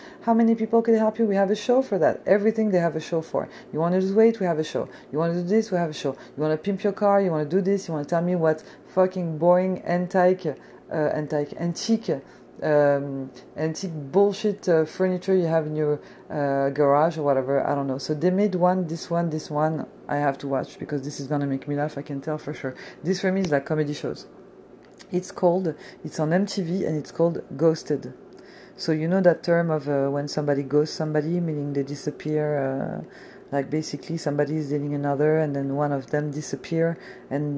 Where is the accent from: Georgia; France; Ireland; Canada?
France; moved away; I'm a chick from France